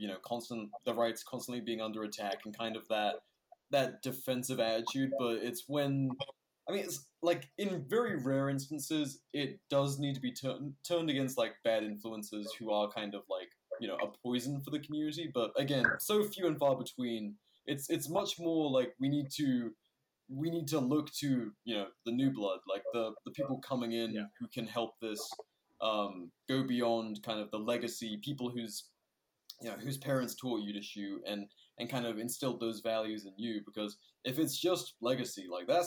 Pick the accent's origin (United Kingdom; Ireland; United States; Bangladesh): United Kingdom; moved away; being a Brit